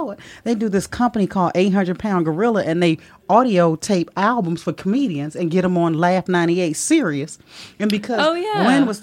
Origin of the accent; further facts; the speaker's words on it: Maryland, United States; I grew up in Maryland, right outside of D.C.